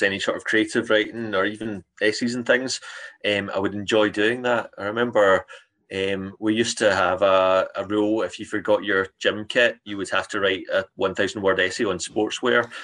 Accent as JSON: {"language": "English", "town": "Cambuslang", "region": "Scotland", "country": "United Kingdom", "tie": "born or raised there", "said": "I grew up in Cambus Lang, and I remember going down to the old library there"}